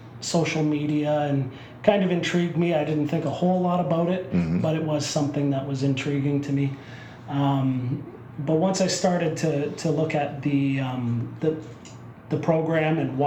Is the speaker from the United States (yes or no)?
no; Winterbourne, Ontario, Canada; I'm from a little town called Winterburn, outside of Waterloo